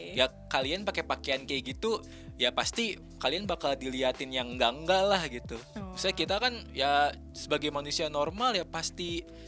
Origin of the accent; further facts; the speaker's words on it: Bogor, West Java, Indonesia; moved away as an adult; now in Bandung, Indonesia; gue kan dari Bogor kan Jabodetabek